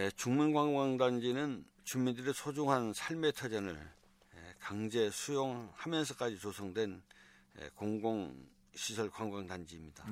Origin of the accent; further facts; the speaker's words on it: Seogwipo, Jeju, South Korea; 저는 서귀포에서 나고 자란 음, 토박이입니다.